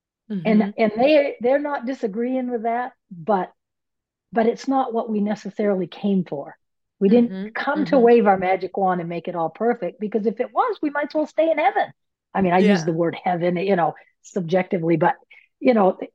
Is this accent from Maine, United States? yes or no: yes; Maine, United States; I'm from Maine. Maine, we have mills, paper mills